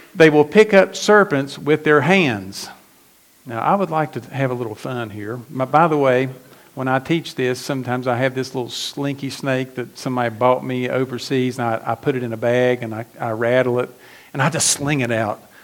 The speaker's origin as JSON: {"language": "English", "area": "McDowell County", "region": "West Virginia", "country": "United States", "tie": "born or raised there", "said": "I was, I was born in McDowell County, West Virginia"}